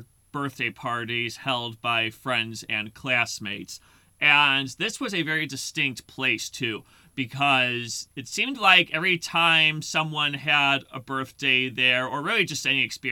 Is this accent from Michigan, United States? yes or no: no; Lombard, Illinois, United States; I grew up in Lombard, Illinois